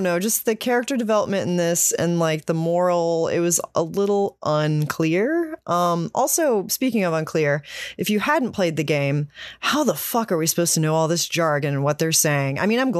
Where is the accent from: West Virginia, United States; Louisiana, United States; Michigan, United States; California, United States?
West Virginia, United States; I'm from West Virginia